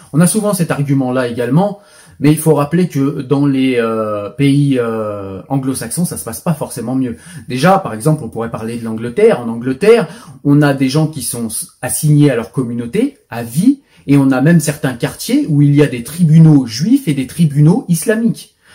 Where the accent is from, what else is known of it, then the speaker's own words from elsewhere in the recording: France; je suis français, pas israélien